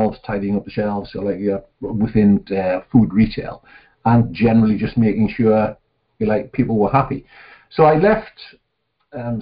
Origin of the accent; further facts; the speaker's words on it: Newcastle upon Tyne, North East England, United Kingdom; I was born in Gosforth, which is a small town just outside of Newcastle-upon-Tyne, which is on the northeast coast of England. And the official title for somebody who was born in that area is a Geordie.